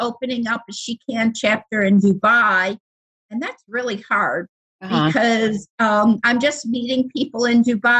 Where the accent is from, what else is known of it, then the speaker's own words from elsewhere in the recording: Buffalo, New York, United States; I'm from Buffalo, New York